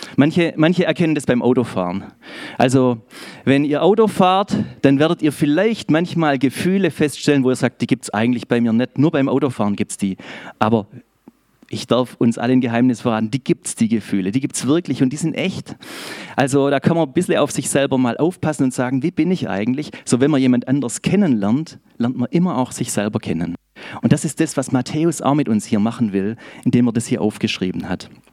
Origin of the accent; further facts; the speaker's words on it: Schorndorf, Baden-Württemberg, Germany; accent: Swabian; ich bin aus Schorndorf und ich hoffe, ihr habt etwas Gnade mit mir, sollte ich ins Schwäbische abschweifen